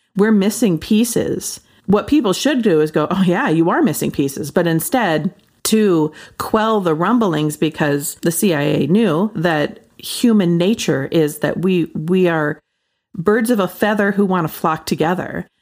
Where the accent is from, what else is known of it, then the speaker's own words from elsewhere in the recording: Pacific Northwest, United States; I grew up in the Pacific Northwest